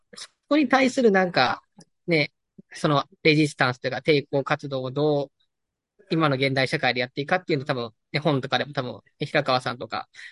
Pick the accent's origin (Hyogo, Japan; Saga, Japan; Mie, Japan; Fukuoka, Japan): Hyogo, Japan; Nishinomiya; moved away; also born or lived in Amagasaki / Toyooka; 地元が西宮で、うん、まあ、第二の故郷が尼崎で